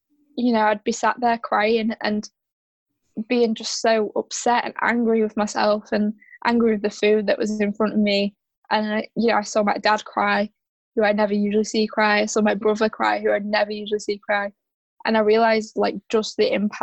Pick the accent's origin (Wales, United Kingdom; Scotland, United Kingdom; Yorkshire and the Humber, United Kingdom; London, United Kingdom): Yorkshire and the Humber, United Kingdom; I'm from South Yorkshire